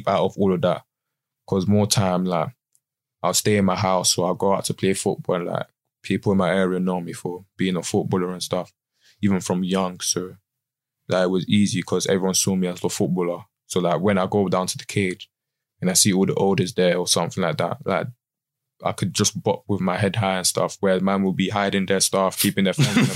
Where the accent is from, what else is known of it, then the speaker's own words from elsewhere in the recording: London, United Kingdom; Stockwell, Brixton sides.